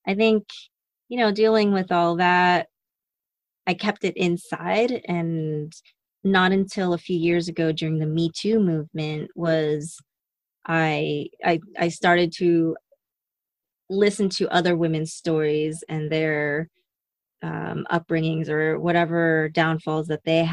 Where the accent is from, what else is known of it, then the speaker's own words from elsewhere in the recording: Las Vegas, Nevada, United States; I grew up in Vegas, where sex and nudity was very open